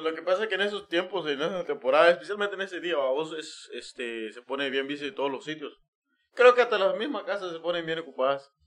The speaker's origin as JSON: {"language": "Spanish", "country": "Guatemala", "moved": "yes", "lives_now": "United States", "said": "nosotros donde venimos, eh, en Guatemala"}